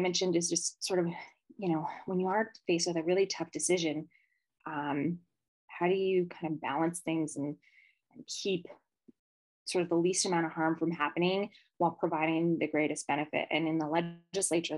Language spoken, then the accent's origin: English; Las Vegas, Nevada, United States; I grew up here in Vegas.